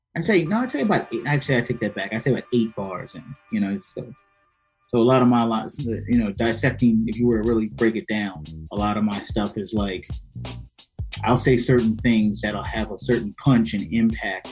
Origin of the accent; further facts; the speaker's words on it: Prince George's County, Maryland, United States; now in Silver Spring, United States; I am originally from uh, Prince George's County